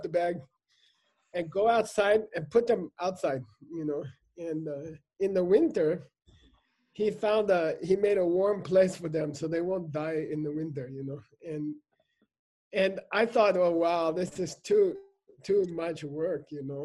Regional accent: United States; I grew up in America.

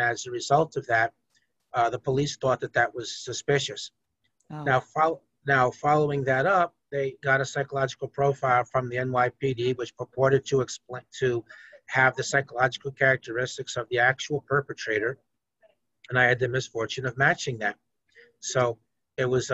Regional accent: Peekskill, New York, United States; I grew up in Peekskill, which is a middle-class, ethnically diverse place.

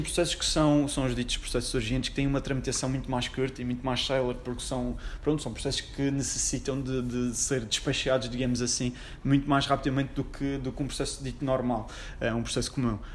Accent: Funchal, Madeira, Portugal; also born or lived in Lisbon; Eu sou do Funchal, tenho 27 anos

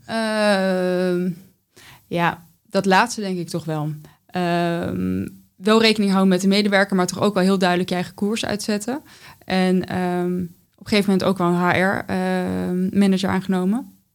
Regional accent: North Brabant, Netherlands; born or raised there; now in The Hague, Netherlands

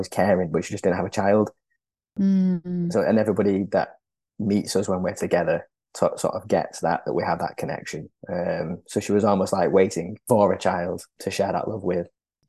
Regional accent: Lima, Peru; born there; From when I was born in Lima, I was looked after in foster care for 4 months by my foster mother.

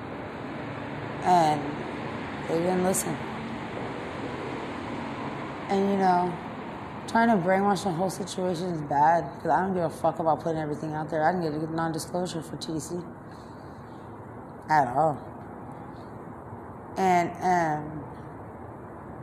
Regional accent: San Antonio, Texas, United States; growing up in San Antonio

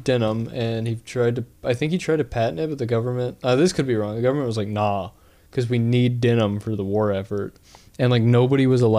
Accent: Appalachia, United States; I'm Appalachian as shit

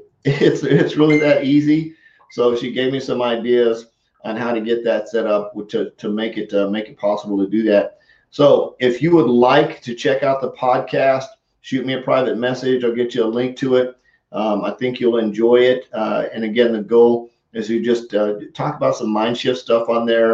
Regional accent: Colorado, United States; growing up in Colorado

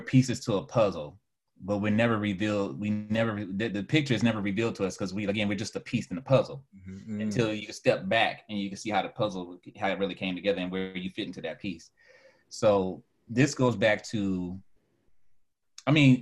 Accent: Fort Lauderdale, Florida, United States; moved away; I'm from Fort Lauderdale

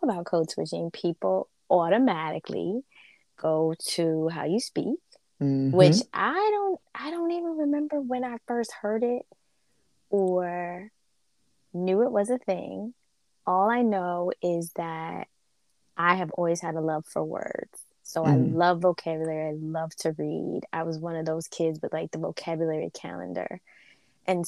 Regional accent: Northeast, United States; also born or lived in the South (US); I was born in the South and grew up in the Northeast

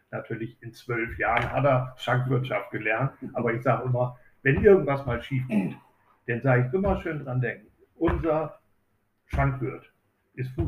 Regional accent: Oldenburg, Lower Saxony, Germany; also born or lived in Berlin / Hamburg; gebürtiger Oldenburger und kam wieder von Berlin nach Oldenburg. Ich habe 13 Jahre in Berlin und sieben Jahre in Hamburg äh, gelebt, bin aber waschechter Oldenburger und auch waschechter Eberster.

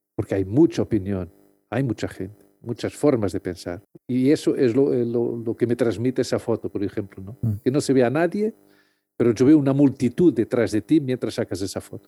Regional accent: Lisbon, Portugal; moved away as an adult; now in Madrid, Spain; yo soy de Lisboa y siempre tuve mucho contacto con el agua, siempre nací en un barrio al lado del río Tajo.

